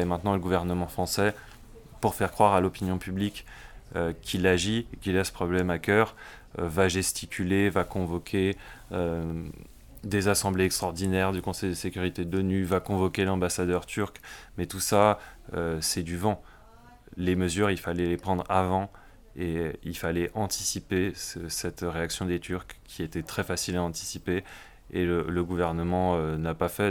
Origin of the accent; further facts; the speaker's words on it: France; en tant que Français